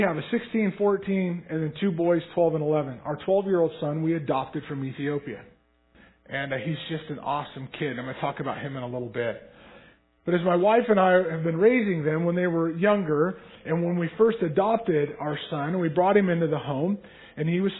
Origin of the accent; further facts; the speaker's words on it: North Idaho, United States; moved away as an adult; now in Houston, United States; I am originally from North Idaho